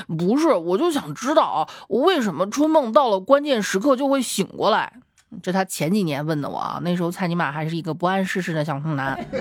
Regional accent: Xi'an, Shaanxi, China; 我们西安这边冬天还是挺冷的

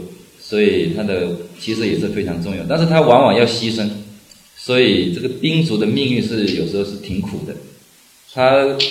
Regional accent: China; 但是我们中国人非常聪明

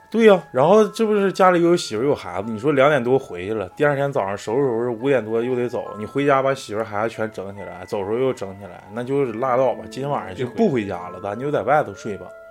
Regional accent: Northeast China, China; 可能比咱们东北人要强很多

